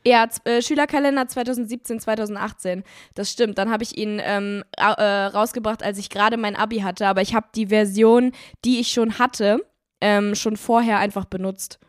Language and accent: German; Germany; Bei uns in Deutschland